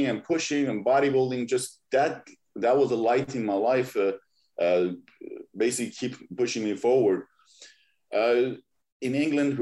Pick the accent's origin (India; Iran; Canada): Iran; now in Los Angeles, United States; I'm originally from Iran. When I was growing up, and I was born in 80